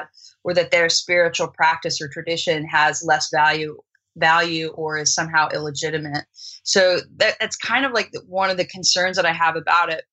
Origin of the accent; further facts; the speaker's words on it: United States; first language English; also born or lived in Australia; as an American, my native tongue, right, is English